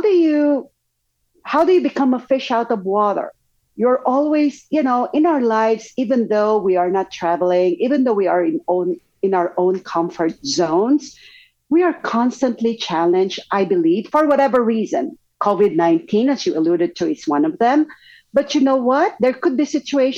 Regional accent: Philippines; moved away as an adult; also born or lived in Japan / Belgium / Singapore; now in United States; I'm originally from the Philippines, was expatriated in Japan, in Belgium, Singapore, and in the US before permanently migrating to the US.

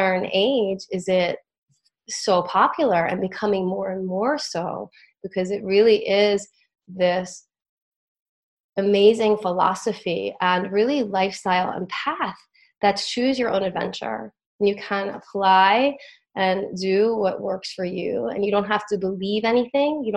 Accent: the Catskills, New York, United States; growing up in the Catskills at these different retreats

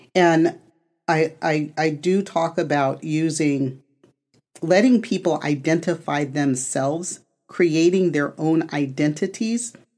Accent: United States; I am North American, right? Born in, on the continent of North America

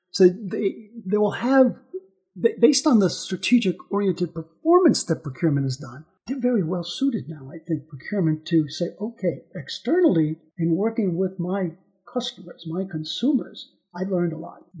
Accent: Missouri, United States; I'm from Missouri, as we say in the in the states. I'm from Missouri, and Missouri is known as the Show Me State.

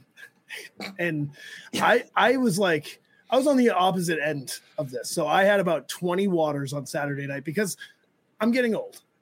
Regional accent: New England, United States; I was like, we're from New England.

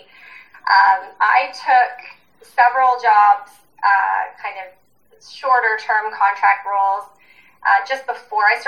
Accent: Ontario, Canada; moved away as an adult; now in Whistler, Canada; I'm originally from Ontario, and I made the big move out west to go to university

